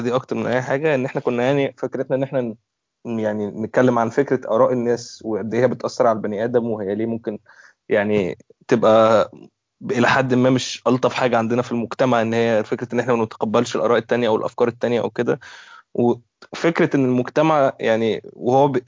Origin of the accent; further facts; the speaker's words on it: Egypt; عندنا في مصر